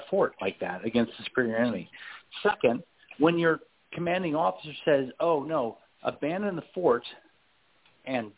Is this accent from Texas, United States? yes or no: yes; Texas, United States; as a Texan